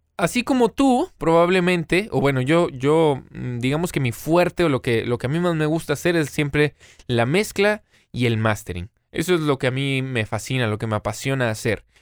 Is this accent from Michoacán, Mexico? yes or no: no; Monterrey, Nuevo León, Mexico; also born or lived in United States; hasta que regresé aquí a, mi ciudad natal, Monterrey, en México